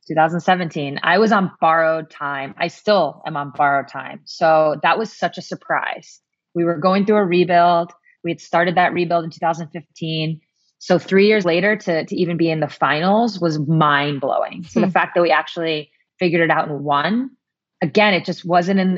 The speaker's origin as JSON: {"language": "English", "country": "United States"}